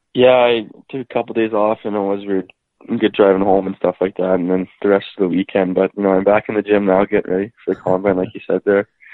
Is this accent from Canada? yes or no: yes; Saskatoon, Saskatchewan, Canada; I'm from Saskatoon, Saskatchewan